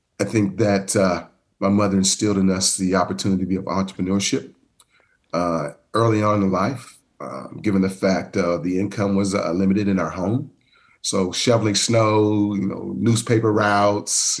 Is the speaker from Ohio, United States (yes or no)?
yes; Columbus, Ohio, United States; also born or lived in Cleveland, Ohio; I grew up in Columbus, Ohio. Actually born at The Ohio State University